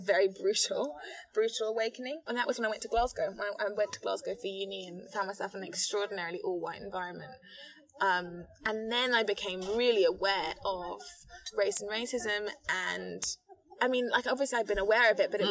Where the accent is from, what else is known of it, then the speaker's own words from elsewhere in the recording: Ghana; also born or lived in London; when I was nine, we moved to Ghana, where my father is from